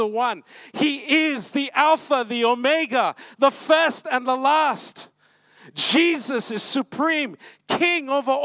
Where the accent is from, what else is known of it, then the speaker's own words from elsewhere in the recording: Malacca, Malaysia; moved away; I'm from Malacca originally